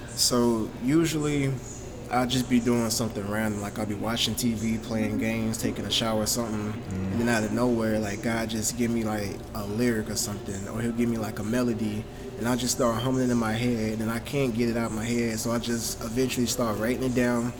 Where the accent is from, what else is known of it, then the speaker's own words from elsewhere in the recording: Augusta, Georgia, United States; I grew up in Augusta. Been here my whole life.